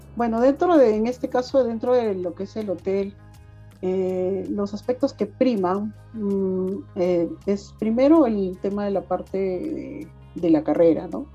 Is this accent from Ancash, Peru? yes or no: yes; Huaraz, Ancash, Peru; yo soy guaracina, me vine a, radicar acá